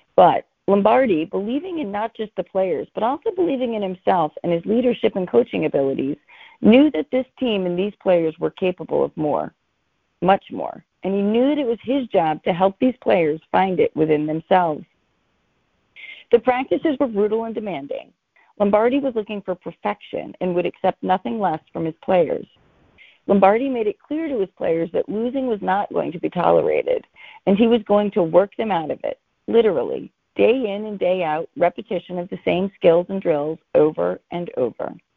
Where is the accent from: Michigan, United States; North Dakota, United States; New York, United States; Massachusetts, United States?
Massachusetts, United States; Boston; because I'm from Boston, it is required that I'm a Patriots fan